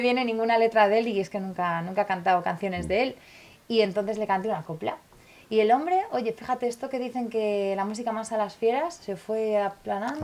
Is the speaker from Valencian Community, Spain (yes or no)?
yes; Valencian Community, Spain; moved away; also born or lived in Tenerife; en mi pueblo, en Valencia, Don Juan, en Collanza, como le llamamos nosotros